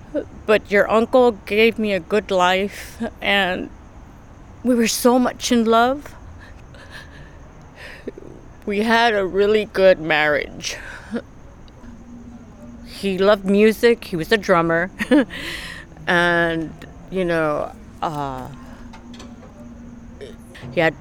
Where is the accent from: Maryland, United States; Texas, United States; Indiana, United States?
Texas, United States; moved away as an adult; now in Long Beach, United States; Born and raised in Texas, but I live in Los Angeles, California. Long Beach